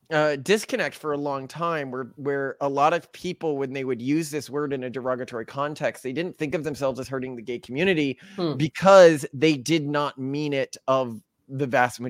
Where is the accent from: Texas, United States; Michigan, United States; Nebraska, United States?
Texas, United States; so I grew up in Texas, you know, and a long time ago, I'm 36 now.